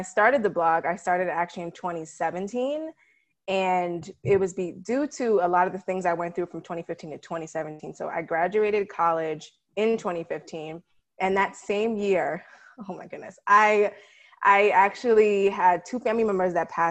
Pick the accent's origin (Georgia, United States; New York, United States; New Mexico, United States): New York, United States; New York City; also born or lived in Ithaca, New York; I'm originally from New York City